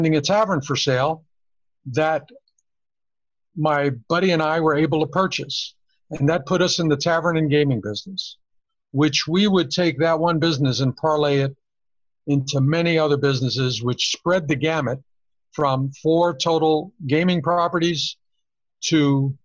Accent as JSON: {"language": "English", "town": "New York City", "region": "New York", "country": "United States", "tie": "born or raised there", "moved": "as an adult", "lives_now": "Las Vegas, United States", "said": "growing up in New York as a little kid"}